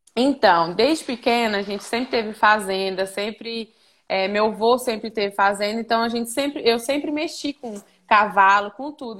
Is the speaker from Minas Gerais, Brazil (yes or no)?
yes; Patos de Minas, Minas Gerais, Brazil; also born or lived in Araxá, Minas Gerais / Boituva, São Paulo; now in Goiânia, Brazil; eu nasci em Patos de Minas, Minas Gerais. É, e aí eu, eu morei em Araxá e agora eu moro em Goiânia.